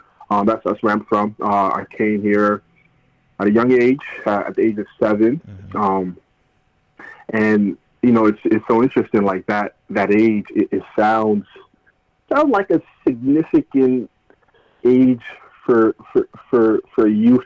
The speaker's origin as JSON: {"language": "English", "town": "New York City", "region": "New York", "country": "United States", "tie": "born or raised there", "also_born_or_lived": "Guinea", "said": "It was growing up in the Bronx and it's just the best. Growing up in New York City"}